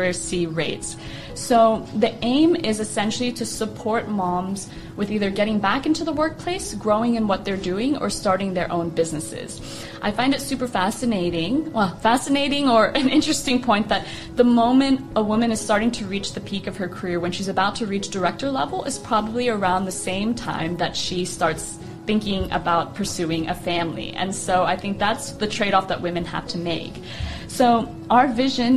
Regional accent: Austin, Texas, United States; moved away as an adult; also born or lived in Amsterdam; now in Dubai, United Arab Emirates; So I'm born and raised in Austin, Texas.

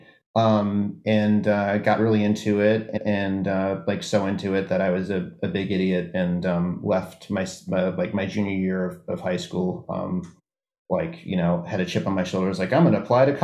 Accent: New Orleans, Louisiana, United States; I grew up in New Orleans, Louisiana

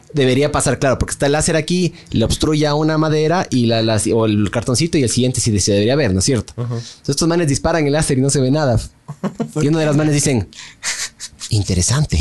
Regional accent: Ecuador

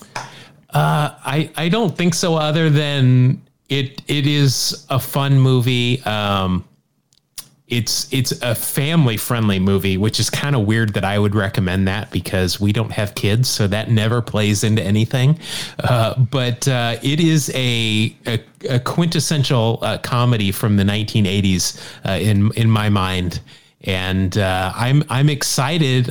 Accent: Salt Lake City, Utah, United States; you and I grew up in Salt Lake City.

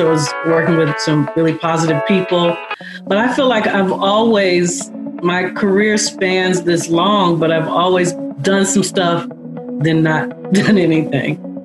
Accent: Chicago, Illinois, United States; moved away as an adult; also born or lived in Santa Monica, California; I felt like I had a very good childhood on the South Side in Woodlawn

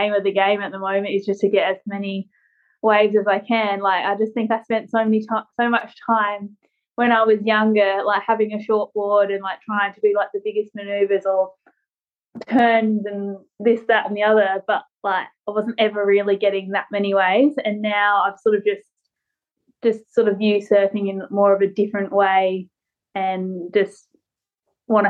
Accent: Australia

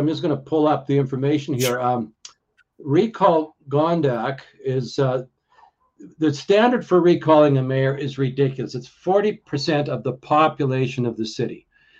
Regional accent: Alberta, Canada; A lot of the truckers in Ottawa, we're from Alberta.

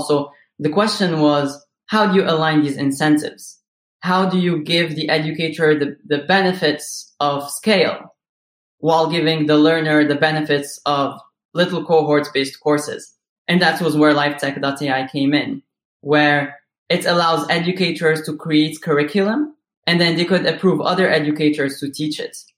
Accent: Morocco; moved away as an adult; now in United States; I was born and raised in Morocco

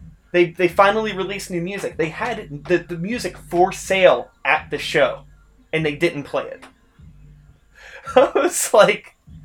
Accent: Pittsburgh, Pennsylvania, United States; We're from here.

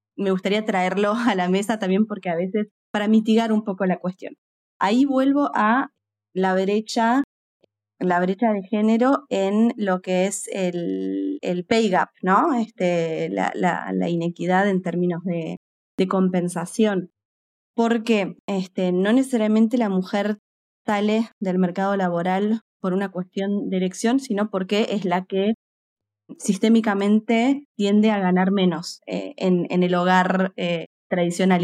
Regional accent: Argentina; now in United Kingdom; soy argentina y estoy actualmente basada en el Reino Unido

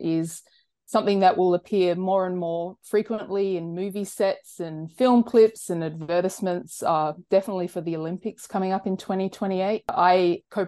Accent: Broome, Western Australia, Australia; moved away as an adult; now in Los Angeles, United States; Yeah, so I'm originally Nyugana from the Kimberley in northwestern Australia. I grew up in Broome predominantly, but moved to Los Angeles 6 years ago

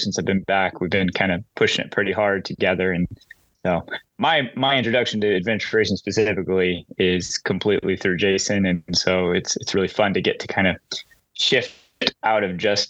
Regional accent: the Ozarks, United States; moved away as an adult; also born or lived in New York City; I grew up here in the Ozarks.

